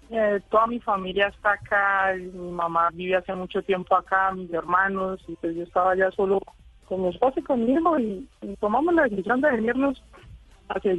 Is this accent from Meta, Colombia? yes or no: yes; Villavicencio, Meta, Colombia; moved away as an adult; also born or lived in Bogotá; now in Dallas, United States; no le gustó nunca salir de, de la ciudad de donde